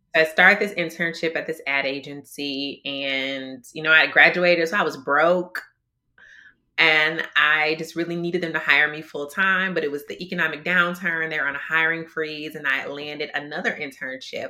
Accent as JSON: {"language": "English", "town": "Detroit", "region": "Michigan", "country": "United States", "tie": "born or raised there", "moved": "yes", "lives_now": "Minnesota, United States", "said": "I am originally from Detroit, Michigan. That's my home, born and raised."}